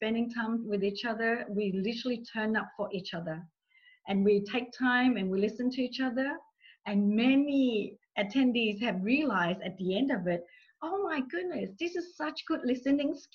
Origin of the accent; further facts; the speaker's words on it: Australia; English is a second language; I'm from Australia, a few of us from Australia.